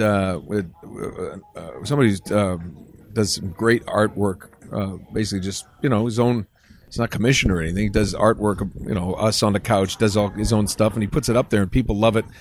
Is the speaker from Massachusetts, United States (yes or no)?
yes; Attleboro, Massachusetts, United States; moved away; also born or lived in Rhode Island; I grew up in, uh, Attleboro, Mass, and then to Rhode Island